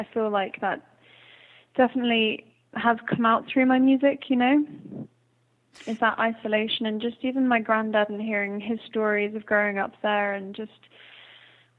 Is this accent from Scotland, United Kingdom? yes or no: no; Hampshire, South East England, United Kingdom; accent: English; moved away; also born or lived in Ireland; I grew up in the south of England, in Hampshire, and we actually moved where we built our house. So my dad has built an eco-friendly house in Ireland, which we moved to in 2007, and I've lived in Ireland longer